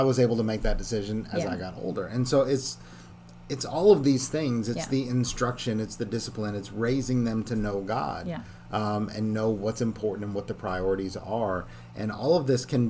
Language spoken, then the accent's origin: English; Canada; I grew up in Canada.